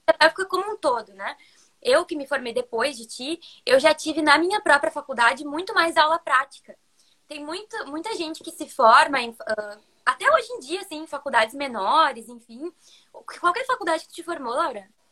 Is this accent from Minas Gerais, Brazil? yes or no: no; interior of Rio Grande do Sul, Brazil; also born or lived in Porto Alegre; eu sou de Porto Alegre, que é no Rio Grande do Sul. Na real, eu sou do interior do Rio Grande do Sul